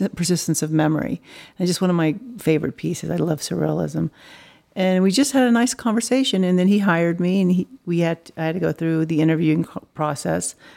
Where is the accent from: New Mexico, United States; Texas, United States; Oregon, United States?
Texas, United States; Dallas; also born or lived in Los Angeles / New York; now in Colorado, United States; I was raised in Dallas, but Colorado is my home